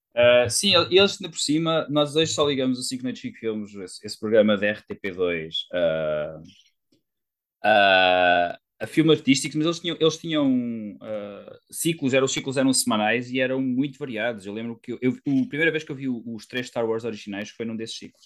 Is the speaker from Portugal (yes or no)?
yes; Coimbra, Centro, Portugal; eu sou de Coimbra